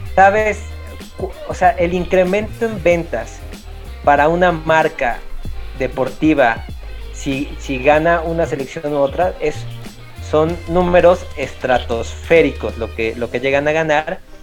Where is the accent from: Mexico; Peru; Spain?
Mexico; como somos los mexicanos y de dónde venimos, pues nosotros venimos también de los, de los tianguis